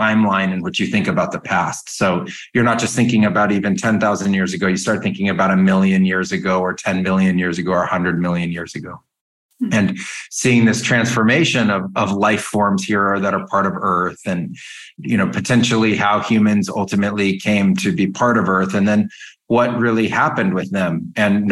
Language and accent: English; Silicon Valley, California, United States; I grew up in California in Silicon Valley